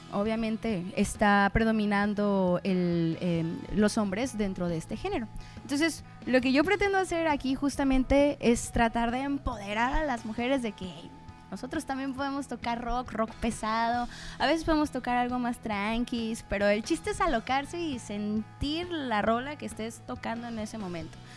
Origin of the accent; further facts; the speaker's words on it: Puerto Vallarta, Jalisco, Mexico; yo soy de aquí de Puerto Vallarta